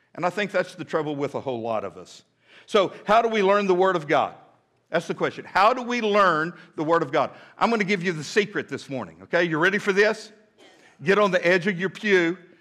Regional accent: Midland, Texas, United States; now in Fort Smith, United States; when I was a little boy growing up in Midland, Texas

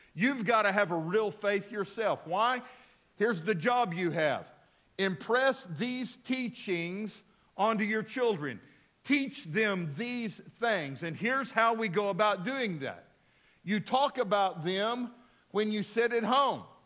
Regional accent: Midland, Texas, United States; also born or lived in Abilene, Texas; now in Fort Smith, United States; I was a little boy growing up in Midland, Texas

